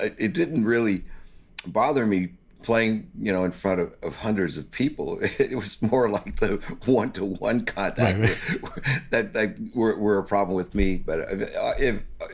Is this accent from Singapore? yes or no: no; Gatineau, Quebec, Canada; also born or lived in Ottawa, Ontario / Montreal; I lived my young life just across the river in the Hull area, and I went to school and graduated